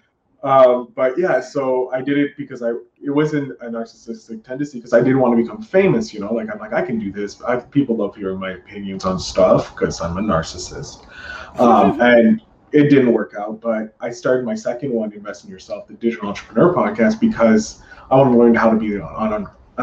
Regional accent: Canada; we're Canadian

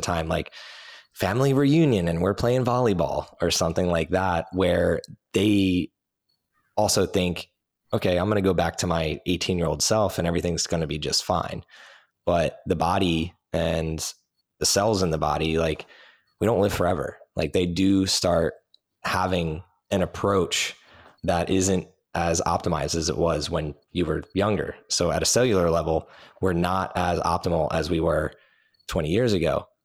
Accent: New Jersey, United States; I grew up in New Jersey

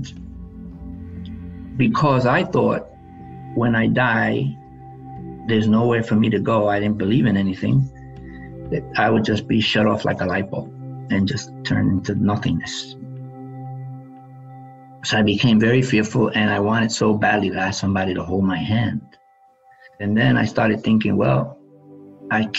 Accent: New York City, New York, United States; I grew up in the South Bronx

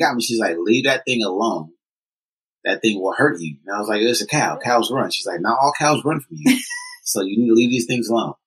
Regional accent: Oakland, California, United States; I was born and raised in Oakland

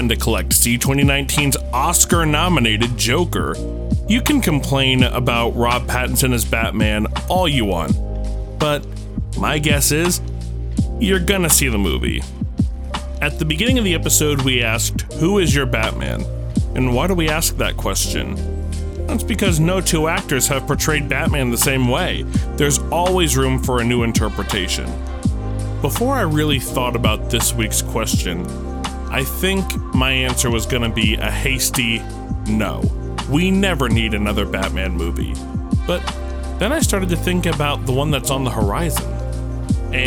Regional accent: New York, United States; me growing up in New York

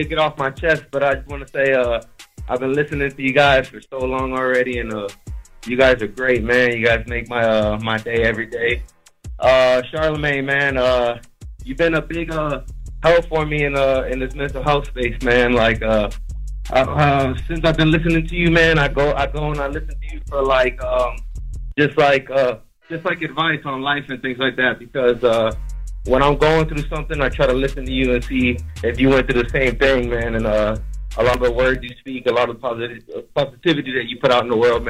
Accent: Okeechobee, Florida, United States; I'm from Okeechobee, Florida.

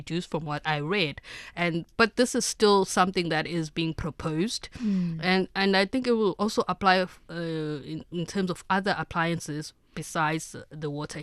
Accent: South Africa; as a South African

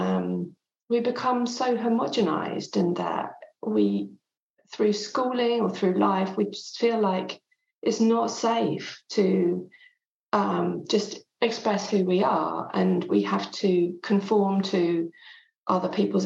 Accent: England, United Kingdom; first language French; English is a second language; my mum was Swiss French, she still is, and I grew up in England, but from the age of 0 to 5, I only spoke French.

